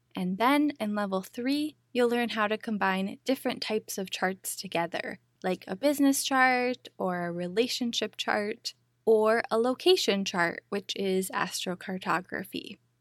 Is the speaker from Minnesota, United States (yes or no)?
yes; Minneapolis, Minnesota, United States; moved away as an adult; also born or lived in Big Island, Hawaii; my hometown of Minneapolis, Minnesota